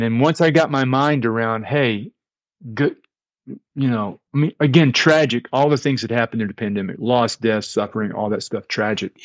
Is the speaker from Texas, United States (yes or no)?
yes; Fort Worth, Texas, United States; I grew up in a very small Christian church, Disciples of Christ, in the Dallas-Fort Worth area. I'm from Fort Worth